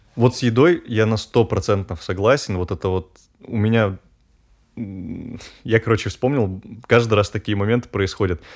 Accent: Urals, Russia; А я сам с Урала, и получается, зимы там такие, ну, по, посуровее, чем, э, в центральной России

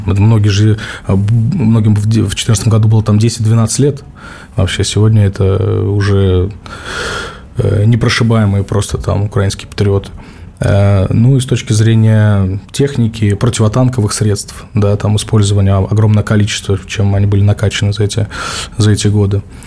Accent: Stavropol, Stavropol Krai, Russia; в моем родном Ставрополе

